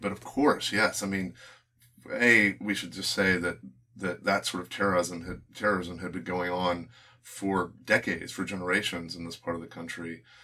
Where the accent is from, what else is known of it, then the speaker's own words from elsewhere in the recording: Birmingham, Alabama, United States; we're both from Alabama, from Birmingham.